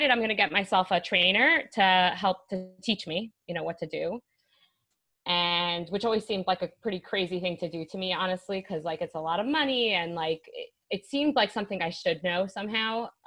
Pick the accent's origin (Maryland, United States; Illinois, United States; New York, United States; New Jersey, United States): New York, United States; Brooklyn; moved away as an adult; now in Jerusalem, Israel; I live in Jerusalem, Israel now. I come originally from New York. I moved here five, six years ago.